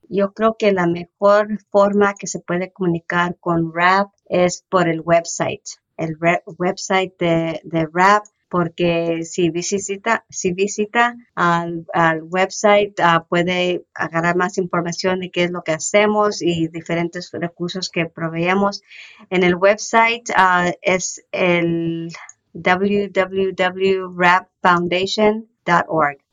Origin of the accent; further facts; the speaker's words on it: Coachella Valley, California, United States; also born or lived in Thermal, California / Mecca, California; persona ah, que creció en el Valle de Coachella, trabajando en los files aquí en, en, en Termal, Meca